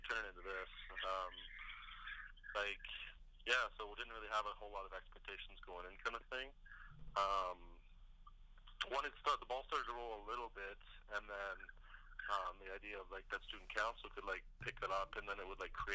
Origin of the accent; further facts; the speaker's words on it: Prince George, British Columbia, Canada; moved away; I'm originally from Prince George, British Columbia